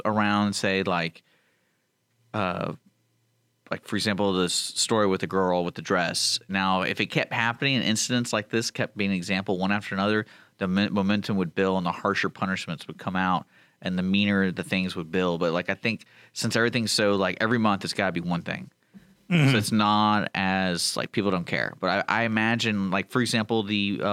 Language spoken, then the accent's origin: English; Houston, Texas, United States; I grew up in Houston